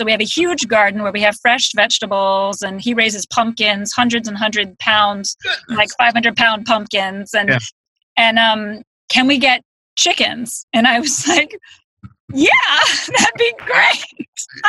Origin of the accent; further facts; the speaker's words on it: Boston, Massachusetts, United States; You know, then I was from Boston.